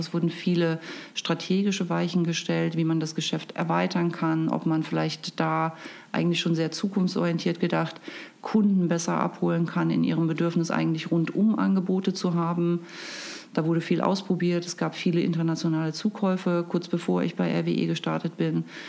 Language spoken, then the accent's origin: German; Erfurt, Thuringia, Germany; now in Hamburg, Germany; Ich komme eigentlich aus Erfurt in Thüringen